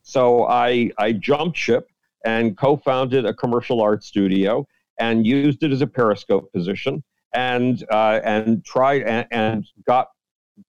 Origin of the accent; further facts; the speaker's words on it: Buffalo, New York, United States; the University of Buffalo, my hometown university